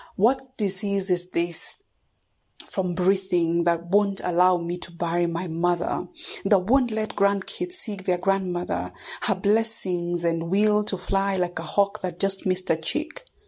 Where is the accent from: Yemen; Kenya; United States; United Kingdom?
Kenya; first language Kikuyu; English is a second language; I am a Kenyan uh, born and based poet